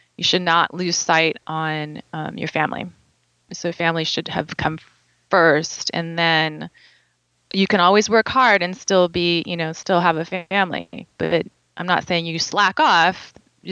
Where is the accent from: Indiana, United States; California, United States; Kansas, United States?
California, United States; moved away as an adult; growing up in California